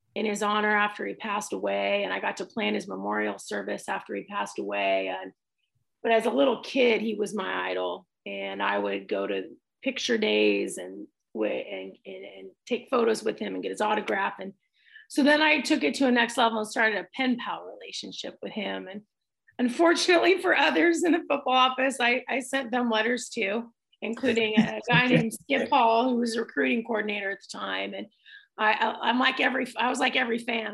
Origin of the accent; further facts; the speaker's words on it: Tacoma, Washington, United States; also born or lived in San Diego, California; my dad decided to move us from San Diego to Tacoma, Washington